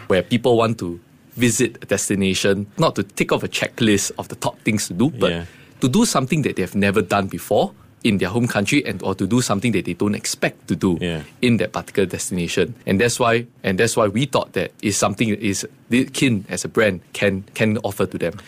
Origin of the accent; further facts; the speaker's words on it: Singapore; growing up in Singapore